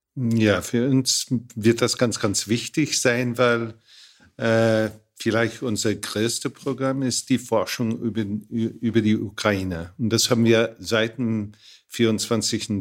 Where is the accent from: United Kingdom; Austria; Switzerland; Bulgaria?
United Kingdom; bei uns in Großbritannien